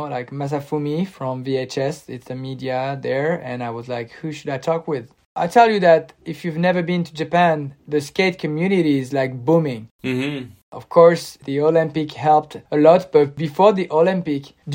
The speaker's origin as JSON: {"language": "English", "town": "Cannes", "region": "Provence-Alpes-Côte d'Azur", "country": "France", "tie": "born or raised there", "moved": "as an adult", "lives_now": "Normandy, France", "said": "I grew up in Cannes and I stayed my whole life there, like 35 years, mm-hmm. 36 years."}